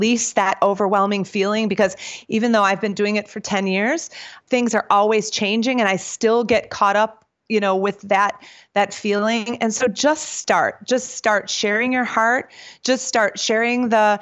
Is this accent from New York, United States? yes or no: no; suburb of Milwaukee, Wisconsin, United States; moved away as an adult; now in North Carolina, United States; I was born and raised in Packerlands